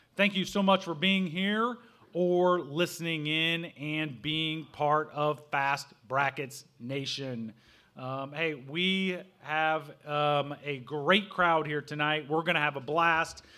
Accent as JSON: {"language": "English", "region": "Southern Illinois", "country": "United States", "tie": "born or raised there", "said": "I grew up in Southern Illinois"}